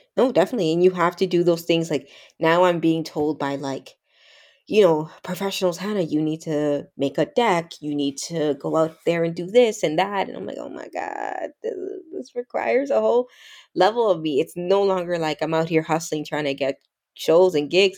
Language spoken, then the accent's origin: English; Toronto, Ontario, Canada; also born or lived in the islands (Caribbean); I grew up in Toronto, Canada